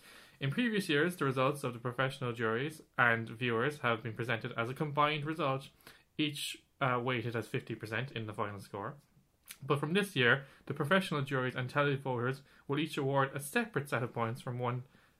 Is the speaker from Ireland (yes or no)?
yes; Ireland; we're Irish.